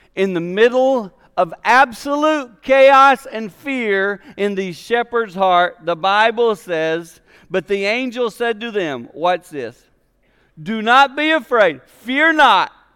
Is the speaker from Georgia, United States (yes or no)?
no; Six Mile, South Carolina, United States; moved away; I'm from South Carolina, six miles South Carolina, and my home church was called Mount Olivet